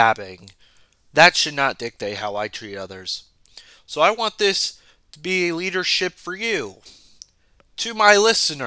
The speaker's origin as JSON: {"language": "English", "country": "United States", "said": "as an American, a blue-blood American that has lived here for over 20 years"}